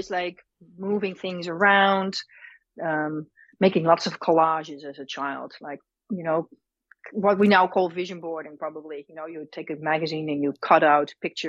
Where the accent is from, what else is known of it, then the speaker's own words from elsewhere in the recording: Netherlands; now in United States; I was born and raised in the Netherlands, or Holland as most people know it.